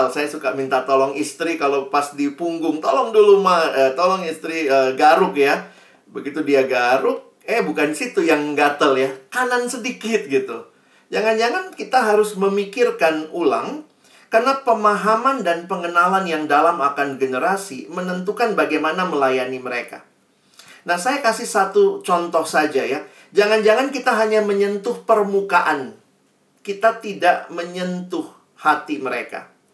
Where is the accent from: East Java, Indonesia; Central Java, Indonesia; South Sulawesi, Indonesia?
South Sulawesi, Indonesia; Makassar; Saya juga kan besarnya di Makassar, saya banyak bergaul juga dengan teman-teman dari Toraja